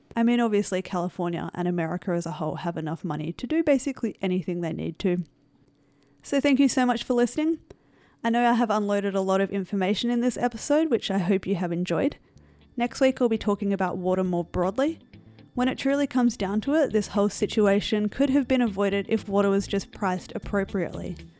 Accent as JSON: {"language": "English", "country": "Australia", "said": "I am from Australia"}